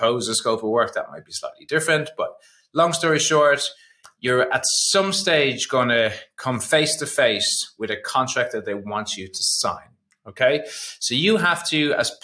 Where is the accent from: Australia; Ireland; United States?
Ireland; I'm Irish